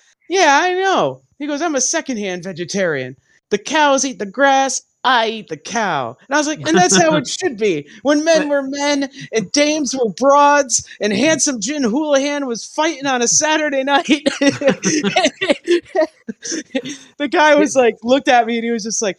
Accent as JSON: {"language": "English", "region": "New England", "country": "United States", "said": "I'm from New England. We say broad still."}